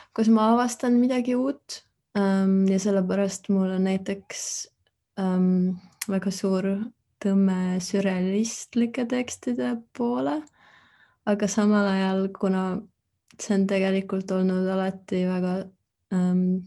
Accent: Tartu, Tartu County, Estonia; moved away as an adult; now in Berlin, Germany; ma olen Tartust pärit

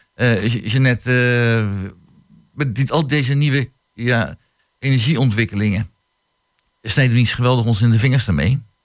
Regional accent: The Hague, South Holland, Netherlands; now in Hengelo, Netherlands; als kind woon kom ik uit Den Haag

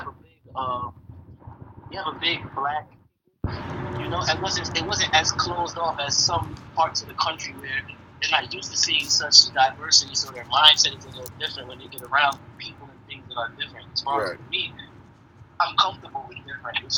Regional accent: Paterson, New Jersey, United States; moved away as an adult; now in New York, United States; I'm from New Jersey. I'm from Paterson, New Jersey.

